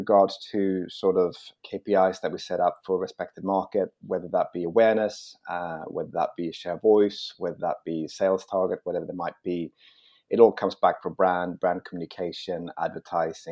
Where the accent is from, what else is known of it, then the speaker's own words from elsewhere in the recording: Malmö, Skåne, Sweden; now in London, United Kingdom; I grew up in Malmö, and I I grew up there, and it was great.